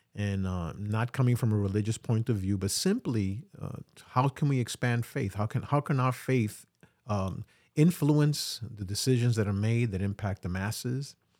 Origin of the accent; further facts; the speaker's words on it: New York City, New York, United States; I'm really a New Yorker. I've been in New York all my life.